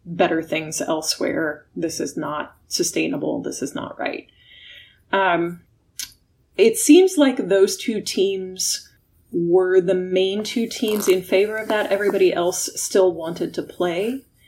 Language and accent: English; Illinois, United States; now in California, United States; my home state of illinois